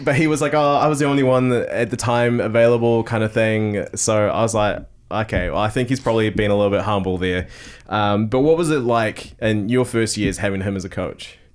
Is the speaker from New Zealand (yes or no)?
yes; Tauranga, Bay of Plenty, New Zealand; growing up in Tauranga.